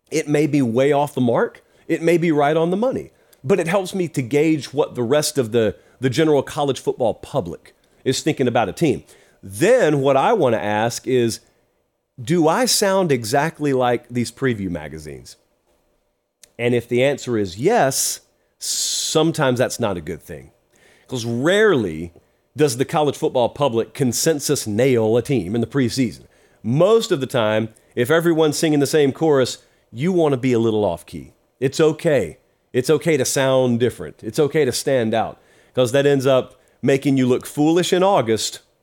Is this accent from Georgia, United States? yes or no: yes; Georgia, United States; So I'm from Georgia too.